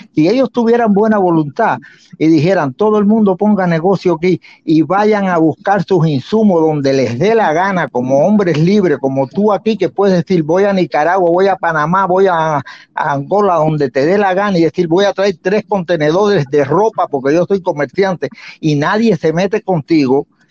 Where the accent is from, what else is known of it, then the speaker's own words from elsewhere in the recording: Santa Clara, Villa Clara, Cuba; moved away as an adult; en reparto Los Valganes nací yo en Santa Clara